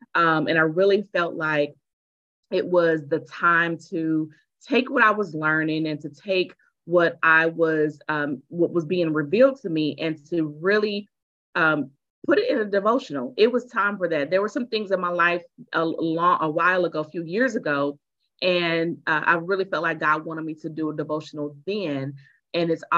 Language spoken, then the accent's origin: English; Tulsa, Oklahoma, United States; I am from Tulsa, and I am a speaker